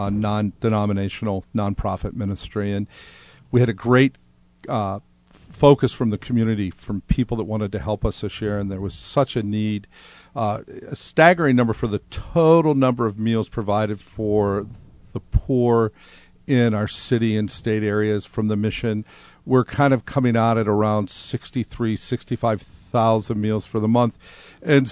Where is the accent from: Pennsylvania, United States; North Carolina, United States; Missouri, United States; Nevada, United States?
Pennsylvania, United States; Pittsburgh; moved away as an adult; also born or lived in upstate New York; now in Rhode Island, United States; I'm from Pittsburgh, Pennsylvania, upstate New York.